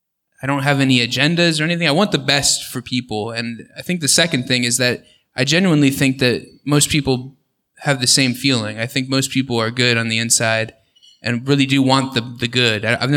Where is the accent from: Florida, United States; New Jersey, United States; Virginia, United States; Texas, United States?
Florida, United States; Orlando; moved away as an adult; now in Tallahassee, United States; I grew up in the Orlando area, Seminole County, and came here to Tallahassee to go to college at FSU.